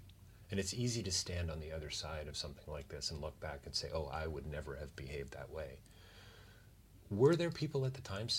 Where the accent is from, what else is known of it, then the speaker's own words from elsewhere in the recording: Canada; collectively as a Canadian. What does that mean to us as Canada and as Canadians